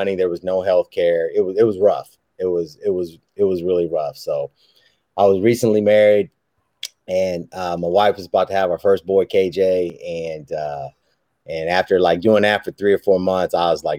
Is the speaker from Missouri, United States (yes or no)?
yes; Kansas City, Missouri, United States; I'm from Kansas City